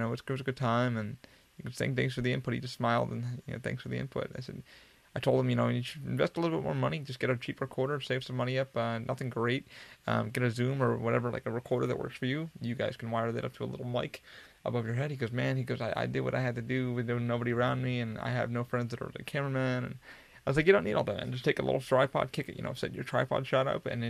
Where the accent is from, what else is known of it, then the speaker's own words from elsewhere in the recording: Afghanistan; moved away; You know, I'm an immigrant. I worked my ass off to get where I'm here. You know, I came from Afghanistan, a war-torn country. You know, you should understand, you know, I left this country.